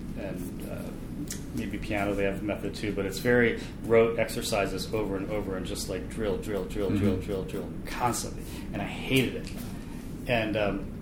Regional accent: Bethesda, Maryland, United States; also born or lived in Washington, D.C.; now in Seattle, United States; I grew up in Bethesda, Maryland, and had a sister and parents

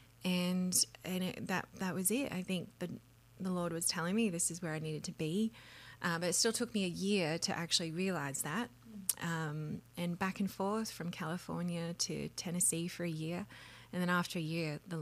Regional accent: Australia; now in Nashville, United States; I was raised in Australia in a full-time music ministry called Endless Praise

